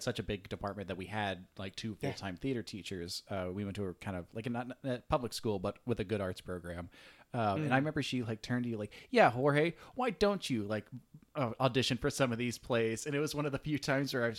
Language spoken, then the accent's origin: English; Virginia, United States; I grew up in Virginia